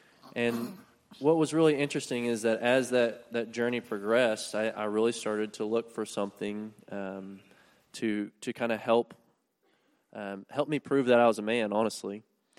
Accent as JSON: {"language": "English", "town": "Keller", "region": "Texas", "country": "United States", "tie": "born or raised there", "said": "I grew up in Keller. My wife and I both went to Keller High School."}